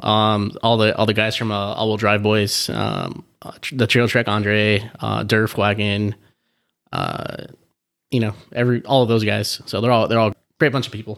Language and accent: English; Southern California, United States; I'm from Sou, Southern California